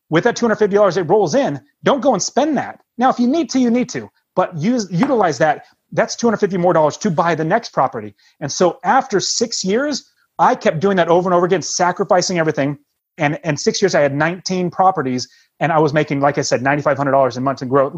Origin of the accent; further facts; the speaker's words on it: West Coast, United States; we're from the West Coast